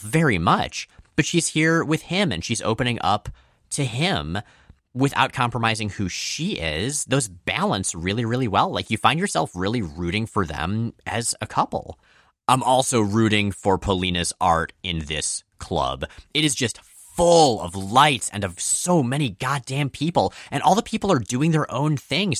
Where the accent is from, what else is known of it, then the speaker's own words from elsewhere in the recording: Florida, United States; we grew up in Florida.